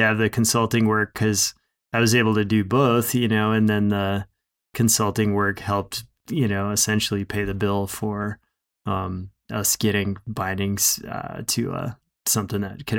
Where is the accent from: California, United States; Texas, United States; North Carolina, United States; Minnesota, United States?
Minnesota, United States; moved away as an adult; now in Bozeman, United States; You know, I moved from Minnesota, so I was still, you know, essentially didn't get into big mountains until I was 20.